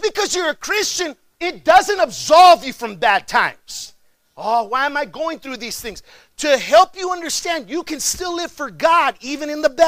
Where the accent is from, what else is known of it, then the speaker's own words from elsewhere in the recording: McAllen, Texas, United States; moved away as an adult; also born or lived in Chicago, Illinois; I'm originally from McAllen, Texas. It's about another 3.5 hours south of here.